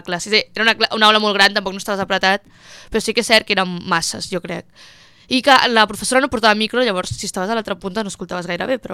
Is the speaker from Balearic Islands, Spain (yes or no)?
no; Barcelona, Catalonia, Spain; jo que sóc de Barcelona, existeixen com llocs que pots provar una classe gratis